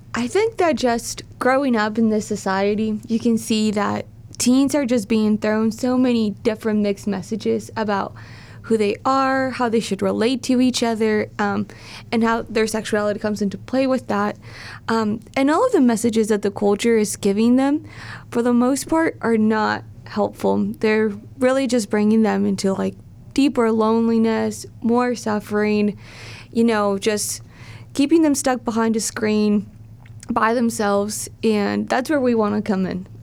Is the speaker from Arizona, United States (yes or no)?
no; Southern California, United States; also born or lived in Steubenville, Ohio / Toledo, Ohio; now in Cleveland, United States; I'm from Southern California, but I consider myself a Midwestern girl at heart.